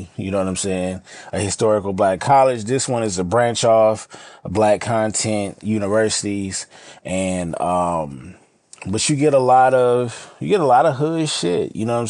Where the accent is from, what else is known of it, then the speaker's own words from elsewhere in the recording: California, United States; Now, again, I'm from Cali, you know what I'm saying?